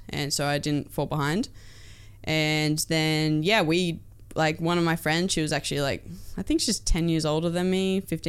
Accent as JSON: {"language": "English", "town": "Port Macquarie", "region": "New South Wales", "country": "Australia", "tie": "born or raised there", "said": "Port Macquarie, down New South Wales. Yeah, okay. Beautiful little town."}